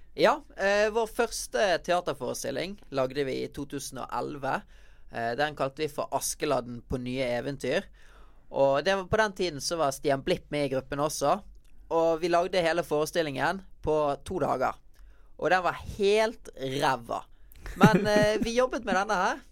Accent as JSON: {"language": "Norwegian", "town": "Bergen", "region": "Vestland", "country": "Norway", "tie": "born or raised there", "moved": "as an adult", "lives_now": "Oslo, Norway", "said": "Det er i Bergen jeg har eh, vennene mine, familien min, og så ikke minst eh, stedet jeg trener, der jeg vokste opp med å lære meg å breake, i Vikinghallen i Bergen"}